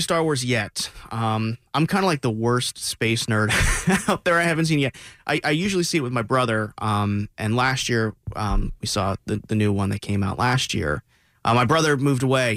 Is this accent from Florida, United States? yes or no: yes; South Florida, United States; I grew up, I grew up in South Florida